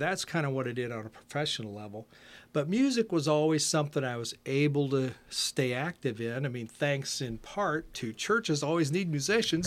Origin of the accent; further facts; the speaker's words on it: Canton, Ohio, United States; now in Winchester; I grew up in Ohio. Uh, spent, uh, my first eighteen years in Canton, Ohio